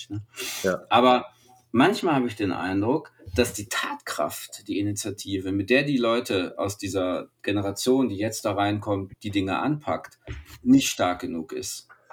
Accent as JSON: {"language": "German", "country": "Germany", "said": "als Deutsche"}